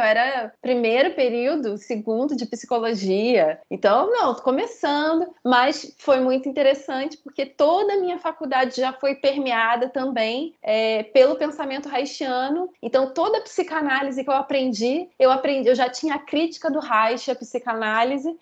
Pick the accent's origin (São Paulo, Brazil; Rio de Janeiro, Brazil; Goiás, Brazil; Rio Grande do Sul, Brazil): Rio de Janeiro, Brazil; accent: carioca; moved away as an adult; now in Chapecó, Brazil; Atualmente eu falo de Chapecó, Santa Catarina, mas meu sotaque não engana, sou carioca e devo voltar para o Rio de Janeiro em breve